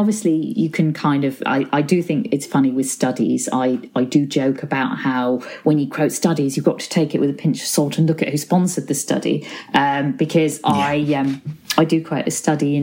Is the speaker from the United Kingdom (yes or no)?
yes; Ormskirk, North West England, United Kingdom; also born or lived in Crosby, Liverpool; I was born in Crosby in Liverpool and grew up in a town called Ormskirk in Lancashire, not too far from Liverpool